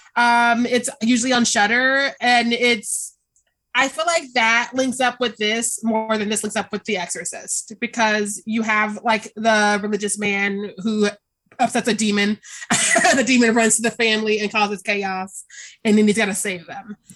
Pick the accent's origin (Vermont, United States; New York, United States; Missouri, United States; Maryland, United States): Missouri, United States; Kansas City; I'm from Kansas City.